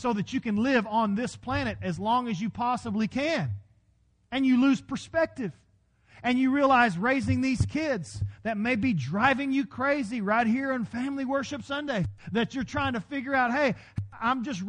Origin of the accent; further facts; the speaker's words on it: Texas, United States; accent: Texas; My Texas was coming out in my Irish